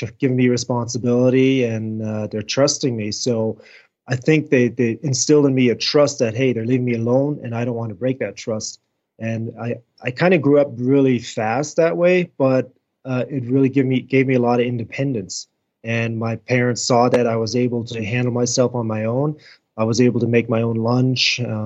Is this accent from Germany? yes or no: yes; near Frankfurt, Hesse, Germany; moved away as an adult; also born or lived in South Carolina; now in United States; I did grow up in Germany in Frankfurt, about 30 miles north of Frankfurt, middle central Germany. Born and raised there, went to German school, German educated.